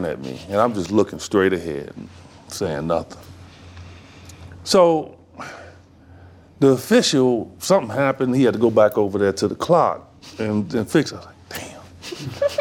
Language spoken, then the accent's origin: English; Chicago, Illinois, United States; I'm from Chi